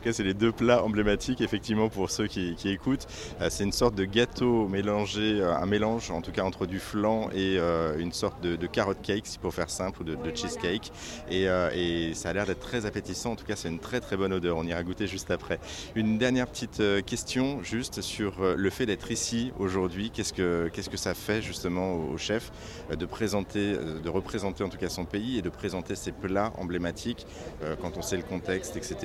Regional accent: France; nous en tant que Français

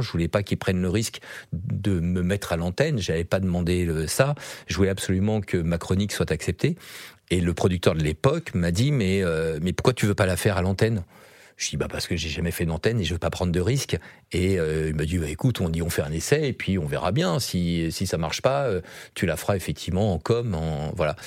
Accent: Yvelines, Île-de-France, France; dans les Yvelines, là où j'ai grandi.

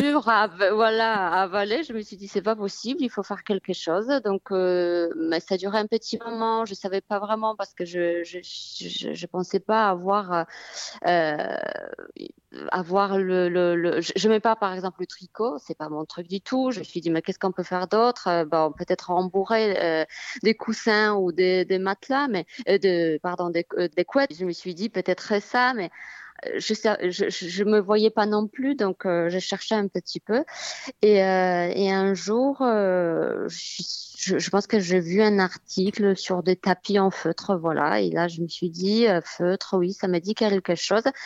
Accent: Poland; also born or lived in Aude, France; now in France; dans mon pays natal, en Pologne

